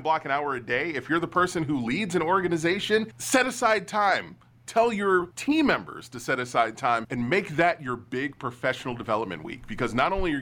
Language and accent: English; United States; as an American